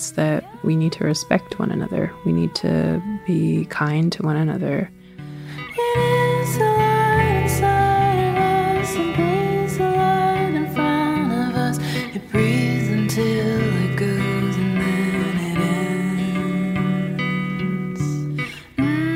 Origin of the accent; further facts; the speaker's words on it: Swinomish Indian Tribal Community, Fidalgo Island, Washington, United States; I grew up on the Swinomish Indian tribal community. It is located on the Fidalgo Island, which is a part of the San Juan Islands. It's the island that's most inland to the state of Washington